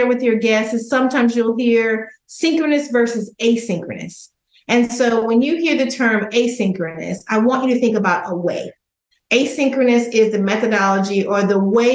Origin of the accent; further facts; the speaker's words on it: outside of Dallas, Texas, United States; growing up in Texas, outside of Dallas in a small town